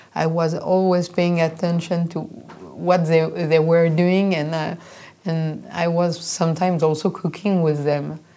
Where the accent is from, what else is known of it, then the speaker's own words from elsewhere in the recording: Reims, Grand Est, France; I grew up in Reims